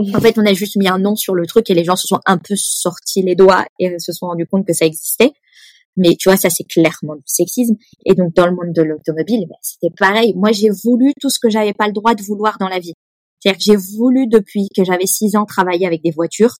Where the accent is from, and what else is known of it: Nice, Provence-Alpes-Côte d'Azur, France; born or raised there; moved away as an adult; also born or lived in Lyon / Paris; now in Sweden